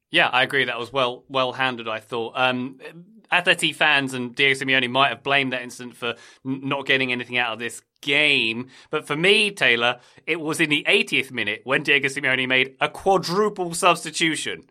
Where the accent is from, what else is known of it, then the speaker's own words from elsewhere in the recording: United Kingdom; typical Brit